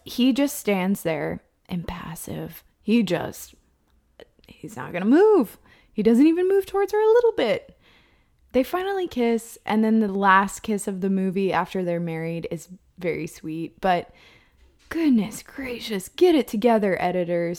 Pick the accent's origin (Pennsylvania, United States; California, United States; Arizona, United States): California, United States; I'm from California